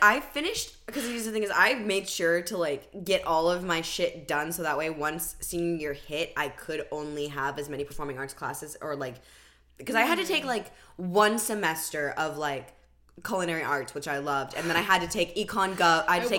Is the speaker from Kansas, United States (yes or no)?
no; California, United States; Can you tell we're from California?